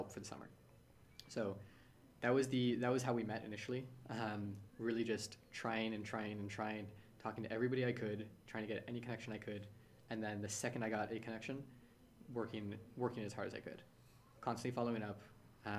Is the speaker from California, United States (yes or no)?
yes; San Francisco, California, United States; born or raised there